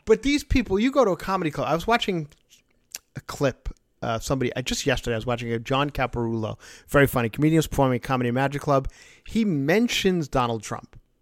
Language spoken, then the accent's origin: English; New York, United States; I'm born and raised in New York